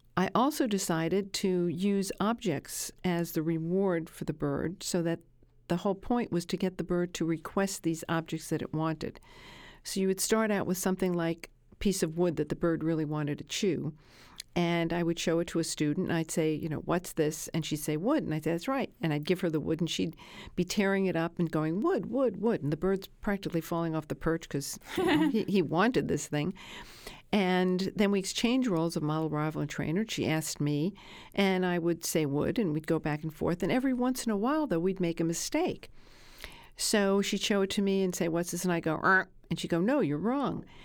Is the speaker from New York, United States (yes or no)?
yes; Brooklyn, New York, United States; I grew up in Brooklyn